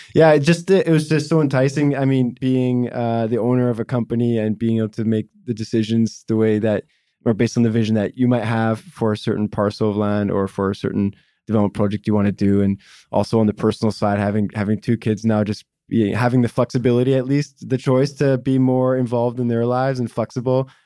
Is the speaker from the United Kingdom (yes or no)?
no; Vancouver, British Columbia, Canada; one of the rare kinds of local Vancouverites that was born and raised in Vancouver and still in Vancouver